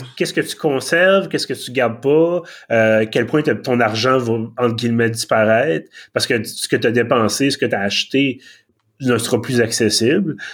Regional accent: Quebec, Canada; accent: Québécois; mon excellent accent québécois

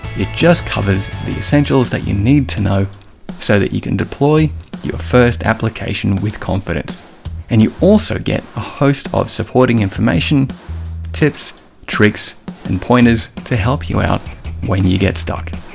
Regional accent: Australia; accent: Aussie; my Aussie accent

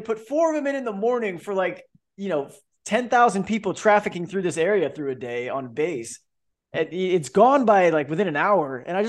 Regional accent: Florida, United States; because I came from Central Florida, man.

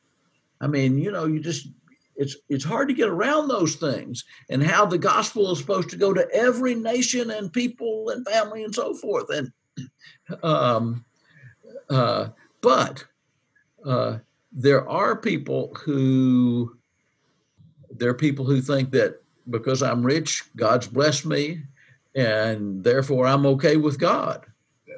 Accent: United States; also born or lived in Albania

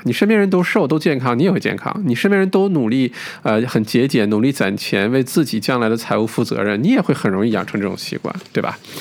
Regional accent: China; 我们中国人的文化

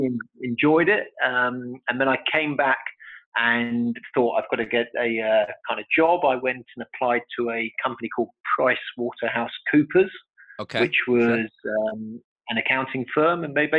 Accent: London, United Kingdom; Okay, well, I was born in London.

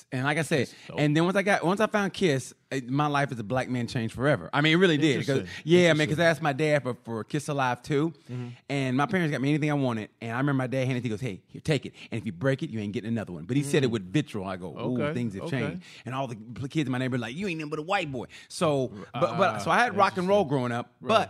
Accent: Oklahoma, United States; And where I grew up in Oklahoma, it was boy skate, girl skate.

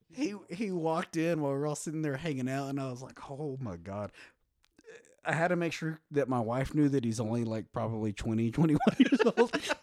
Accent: West Texas, United States; I grew up in West Texas

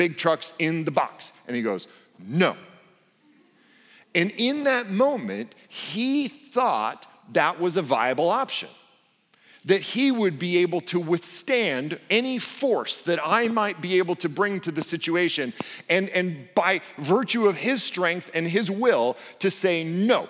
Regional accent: Portland, United States; I come from Portland and speak English poorly

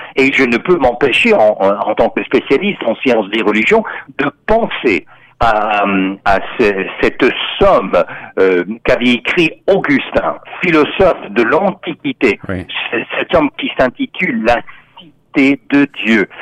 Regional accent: Texas, United States; now in Canada; on disait dans mon enfance euh, au Texas, euh, aux États-Unis

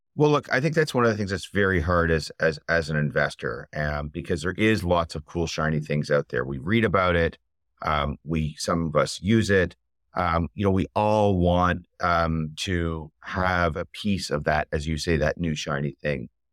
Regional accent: Canada; I'm Canadian

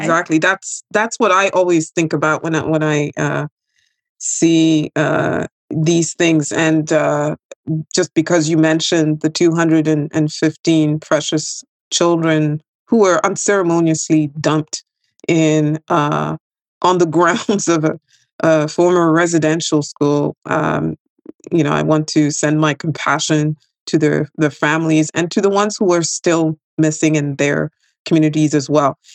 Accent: Quebec, Canada; I'm from Quebec

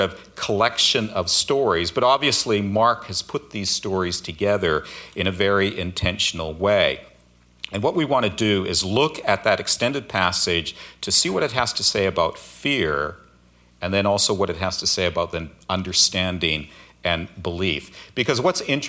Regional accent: Alberta, Canada; moved away as an adult; also born or lived in Seattle area, United States; now in Seattle, United States; I grew up in Alberta, so I'm kind of used to cold winters, but the last few decades I've been in the Seattle area

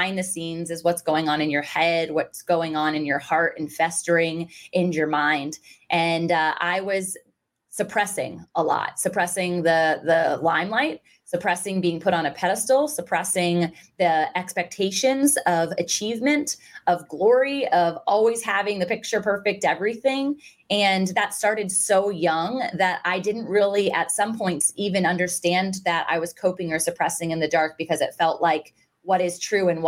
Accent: Virginia Beach, Virginia, United States; I was born and raised and still currently reside in Virginia Beach, Virginia

